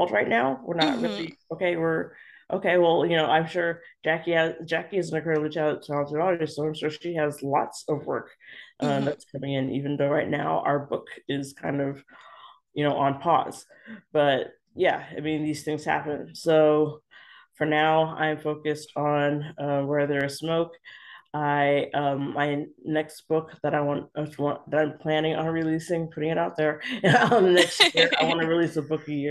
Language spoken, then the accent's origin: English; Los Angeles, California, United States; I was born and raised in Los Angeles